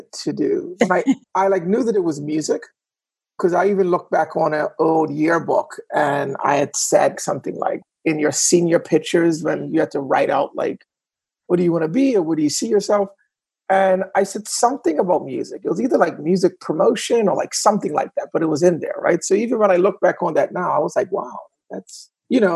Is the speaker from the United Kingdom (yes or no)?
no; Bermuda; moved away as an adult; now in New York, United States; I'm originally from Bermuda